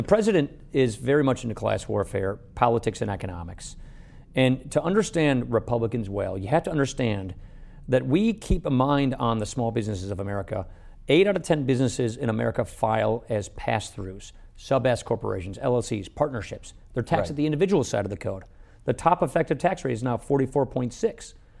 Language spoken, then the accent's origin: English; Wisconsin, United States; Look, I come from Wisconsin.